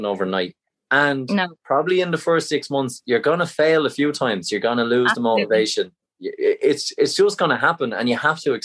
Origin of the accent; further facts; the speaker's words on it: Ireland; we're Irish